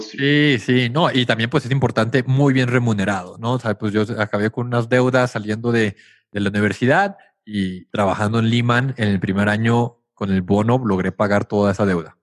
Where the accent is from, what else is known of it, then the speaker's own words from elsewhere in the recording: Tijuana, Baja California, Mexico; moved away as an adult; also born or lived in United States / New York; yo crecí en Tijuana hasta los 18 años que me fui a estudiar a Estados Unidos